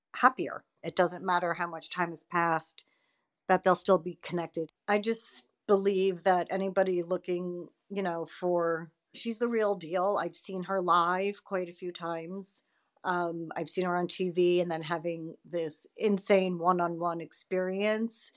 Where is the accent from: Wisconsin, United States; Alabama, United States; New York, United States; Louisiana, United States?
New York, United States; Westchester; I'm from Westchester, New York